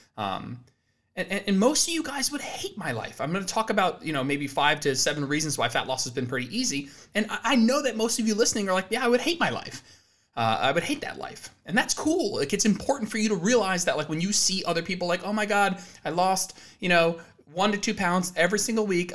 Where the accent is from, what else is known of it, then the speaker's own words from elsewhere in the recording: New Jersey, United States; moved away as an adult; now in Austin, Texas, United States; We're originally both from New Jersey